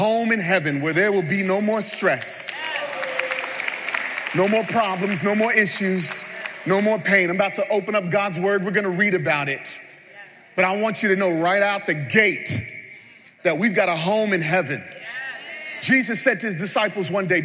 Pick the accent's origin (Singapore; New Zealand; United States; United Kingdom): United States; New York City, New York; we're from New York City.